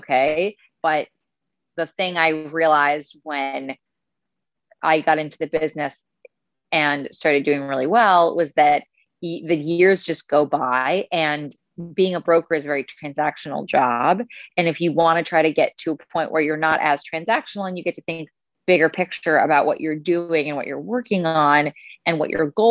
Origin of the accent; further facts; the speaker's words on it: Westchester, New York, United States; also born or lived in Italy; now in New York City, United States; I am from Westchester